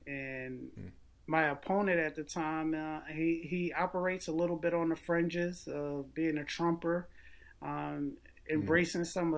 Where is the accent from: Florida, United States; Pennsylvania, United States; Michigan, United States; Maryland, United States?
Pennsylvania, United States; Philadelphia; now in Delaware, United States; a Delawarean, a transplant Delawarean. I'm originally from Philadelphia.